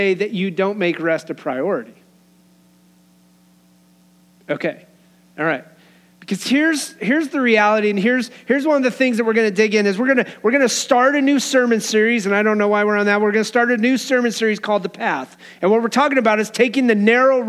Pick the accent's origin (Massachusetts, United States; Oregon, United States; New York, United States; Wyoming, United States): Wyoming, United States; Growing up in Wyoming